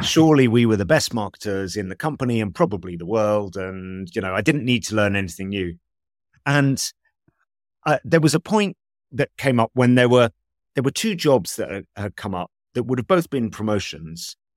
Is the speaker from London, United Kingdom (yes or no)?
yes; London, United Kingdom; I grew up in London, in, in West London